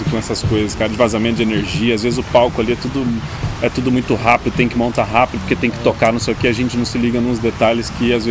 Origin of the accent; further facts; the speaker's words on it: Londrina, Paraná, Brazil; Eu sou de Londrina, Paraná